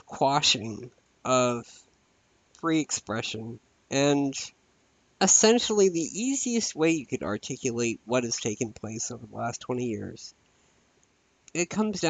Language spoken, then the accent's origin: English; United States; I am an American